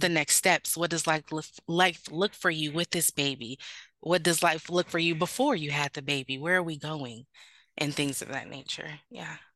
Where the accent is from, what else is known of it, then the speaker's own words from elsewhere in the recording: Sacramento, California, United States; moved away as an adult; also born or lived in North Carolina; I am originally from Sacramento, California, where I'm currently based at.